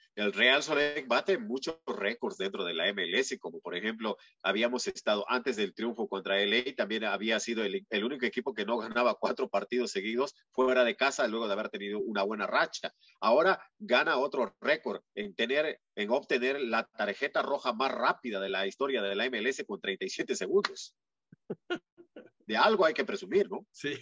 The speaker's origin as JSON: {"language": "Spanish", "country": "Peru", "moved": "yes", "said": "en mi país, en Perú"}